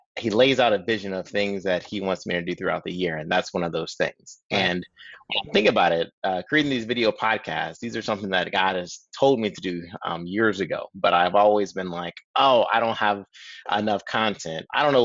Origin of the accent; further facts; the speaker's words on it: Tampa, Florida, United States; So I'm originally from Tampa, Florida. Lots of family still there.